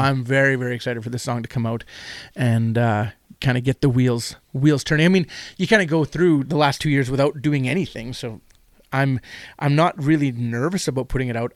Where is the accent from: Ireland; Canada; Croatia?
Canada; Manitoba; also born or lived in Winnipeg / North Kelowna; I'm from Manitoba